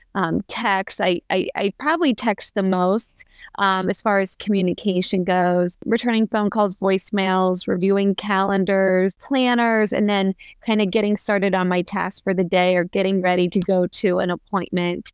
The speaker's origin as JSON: {"language": "English", "region": "Pennsylvania", "country": "United States", "moved": "as an adult", "lives_now": "Columbus, United States", "said": "I'm originally from Pennsylvania, and I moved to Columbus, Ohio after college"}